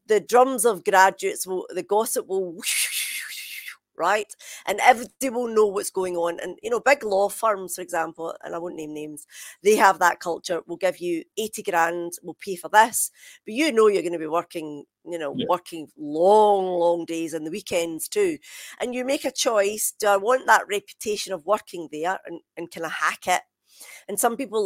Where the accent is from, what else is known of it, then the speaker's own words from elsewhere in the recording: Scotland, United Kingdom; moved away as an adult; now in England; of course I am Scottish